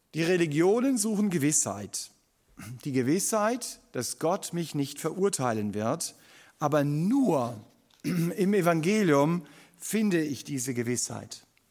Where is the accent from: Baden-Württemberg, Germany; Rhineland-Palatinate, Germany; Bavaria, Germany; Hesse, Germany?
Baden-Württemberg, Germany; Stuttgart; uns als Stuttgarter